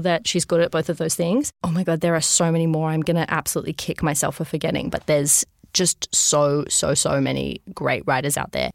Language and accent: English; Sydney, New South Wales, Australia; I grew up in Sydney.